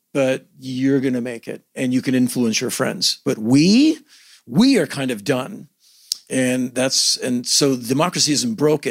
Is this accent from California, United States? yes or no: no; Washington, District of Columbia, United States; I come from Washington, D.C.